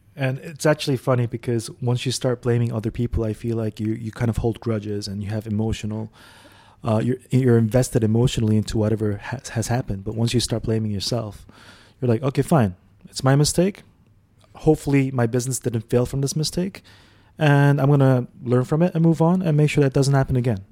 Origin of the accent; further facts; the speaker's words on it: Dubai, United Arab Emirates; also born or lived in Saudi Arabia; I grew up in Dubai actually, so we came here as a family in '92. Before that, we were in Saudi.